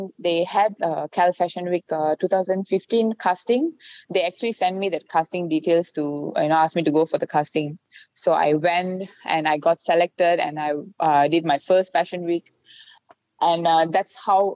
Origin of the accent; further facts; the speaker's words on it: Malaysia; I'm Indian. I'm Malaysian